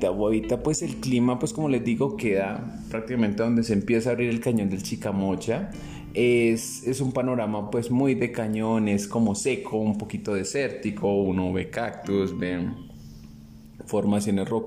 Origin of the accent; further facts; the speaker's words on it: Bogotá, Bogotá Capital District, Colombia; born there; Si bien volvíamos a Bogotá y nací en Bogotá